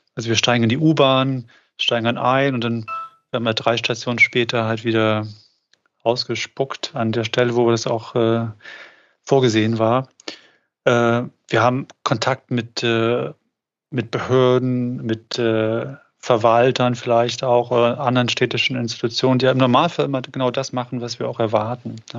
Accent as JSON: {"language": "German", "town": "Magdeburg", "region": "Saxony-Anhalt", "country": "Germany", "tie": "born or raised there", "said": "in Magdeburg, das ist meine Heimatstadt"}